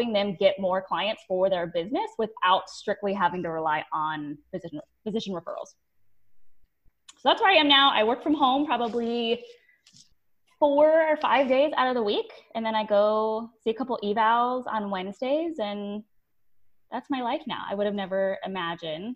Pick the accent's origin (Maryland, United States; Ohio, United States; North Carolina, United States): Ohio, United States; now in St. Petersburg, United States; I'm originally from Ohio